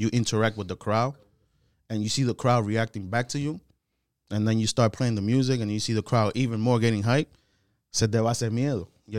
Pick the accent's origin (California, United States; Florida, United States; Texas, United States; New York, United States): New York, United States; That's my hometown. That's my city. I'm from New York